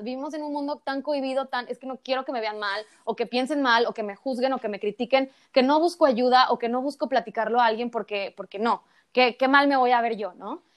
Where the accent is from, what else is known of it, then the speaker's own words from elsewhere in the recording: Acapulco, Guerrero, Mexico; en el kinder, en Acapulco, porque yo soy de Acapulco